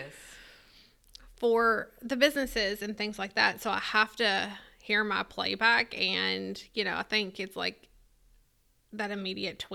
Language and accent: English; Lewisport, Kentucky, United States; accent: country, southern; I'm from Lewisport, Kentucky, which is really small